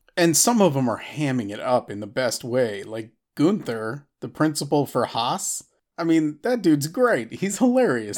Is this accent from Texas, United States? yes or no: yes; Austin, Texas, United States; my hometown, they're gonna be in Austin again